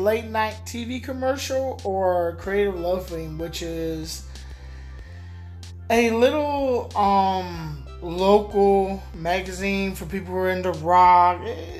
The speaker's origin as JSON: {"language": "English", "town": "Riverdale", "region": "Georgia", "country": "United States", "tie": "born or raised there", "said": "I was born in Riverdale, Georgia."}